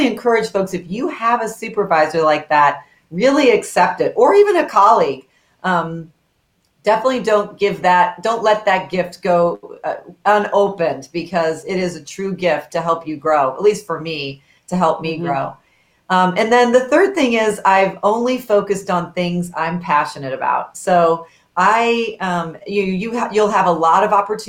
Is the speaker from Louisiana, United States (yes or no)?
no; Kansas City, Missouri, United States; growing up in Kansas City, as a daughter of very hardworking parents